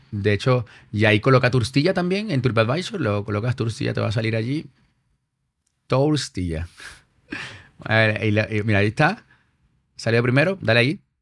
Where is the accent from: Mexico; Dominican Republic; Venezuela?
Venezuela; moved away as an adult; now in Madrid, Spain; yo, soy venezolano, pero mi madre es, peruana y padre español.